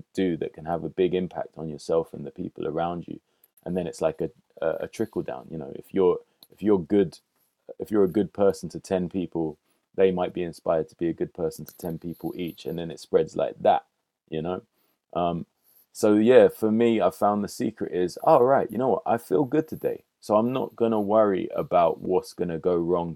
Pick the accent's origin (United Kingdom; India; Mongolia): United Kingdom; London; also born or lived in Hackney, London; I grew up initially in Kilburn on Wilson Lane, near the old cinema, the Odeon, and the cemetery, Paddington Cemetery. And then moved further up to Willesden, just off Willesden High Road. And I was there till I was about 20